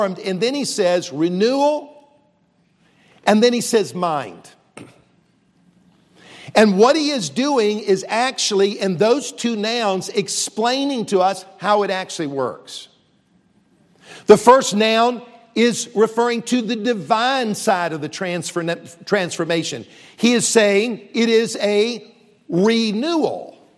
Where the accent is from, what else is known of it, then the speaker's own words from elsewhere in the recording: Columbia, South Carolina, United States; also born or lived in Charleston, South Carolina; I grew up here in South Carolina, Columbia, the capital city